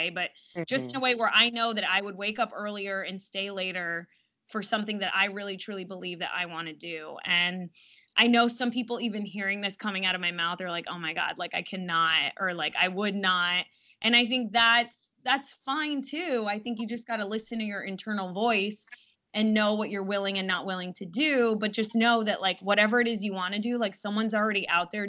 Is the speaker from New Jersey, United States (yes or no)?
no; South Florida, United States; I'm from South Florida originally